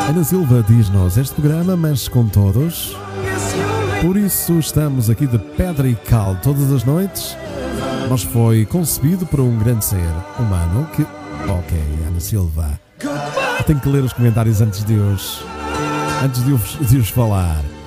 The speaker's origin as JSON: {"language": "Portuguese", "town": "Porto", "region": "Norte", "country": "Portugal", "accent": "northern (pronúncia do norte)", "said": "eu sou do Porto"}